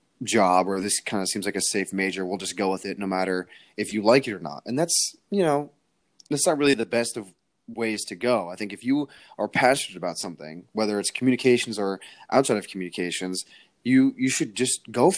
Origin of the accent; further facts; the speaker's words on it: Connecticut, United States; we're both from Connecticut